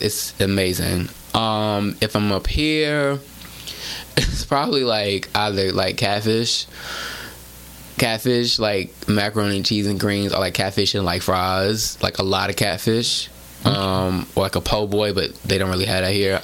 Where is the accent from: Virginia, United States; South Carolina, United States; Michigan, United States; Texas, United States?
Texas, United States; Houston; growing up in Houston, it was mostly, at least for me, black Latino